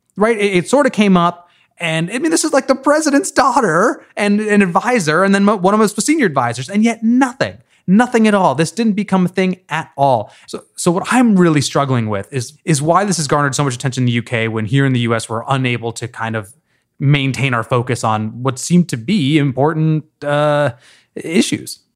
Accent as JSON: {"language": "English", "country": "United States"}